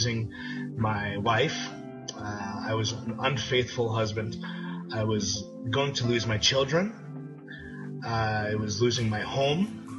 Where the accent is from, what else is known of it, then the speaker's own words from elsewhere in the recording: New York City, New York, United States; now in Plano, United States; I'm from Plano, Texas, originally from New York City. Grew up in the projects, not the nicest of neighborhoods.